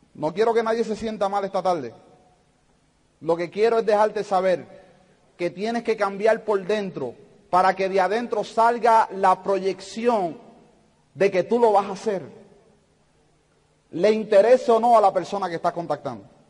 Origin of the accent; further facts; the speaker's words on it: Puerto Rico; yo soy de Puerto Rico